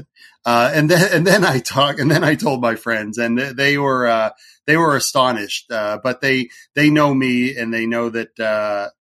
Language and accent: English; New Hampshire, United States; I am from New Hampshire here in the USA, East Coast